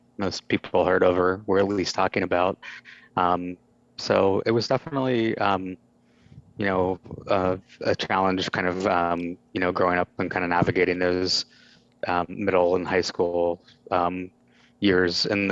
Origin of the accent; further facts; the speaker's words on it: Pittsburgh, Pennsylvania, United States; also born or lived in Cincinnati, Ohio; I was born in Cincinnati, but I grew up most of my life in suburban Pittsburgh, Pennsylvania